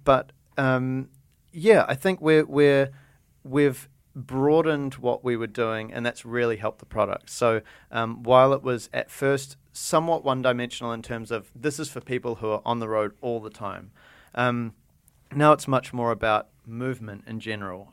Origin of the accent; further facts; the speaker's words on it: New Zealand; moved away; also born or lived in Japan; we're from New Zealand, we're kind of weird and different, and we have strange accents